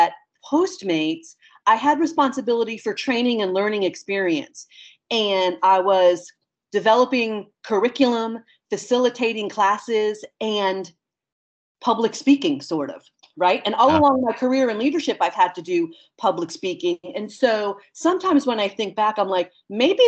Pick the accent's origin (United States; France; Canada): United States; Westchester County, New York; moved away as an adult; also born or lived in Towson, Maryland / San Francisco / Hawaii; now in Nashville, United States; I am originally from Westchester County, New York, which is a county just above the city. Born and raised, left there for college